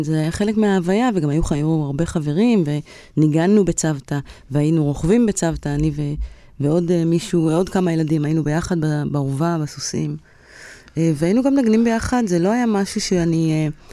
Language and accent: Hebrew; Kiryat Bialik, Haifa District, Israel; קריית ביאליק, אני הייתי כל היום בכפר